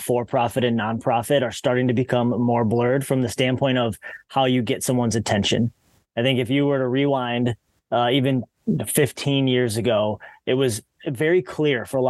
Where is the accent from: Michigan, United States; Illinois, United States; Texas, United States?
Michigan, United States; Detroit; moved away as an adult; also born or lived in Australia; I'm born and raised in the Detroit, Michigan area.